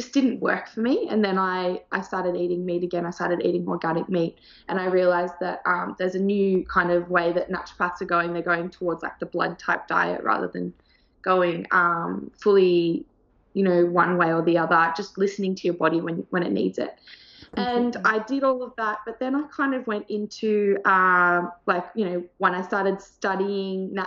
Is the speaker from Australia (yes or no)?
yes; Sydney, New South Wales, Australia; also born or lived in Thailand; I'm from Australia. I grew up in Sydney, in the South Sydney area.